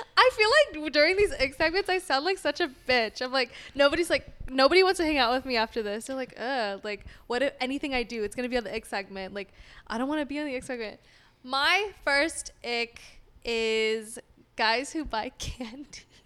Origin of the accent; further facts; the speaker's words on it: Sacramento, California, United States; moved away as an adult; also born or lived in San Diego, California / Long Beach, California; now in Los Angeles, United States; From S A C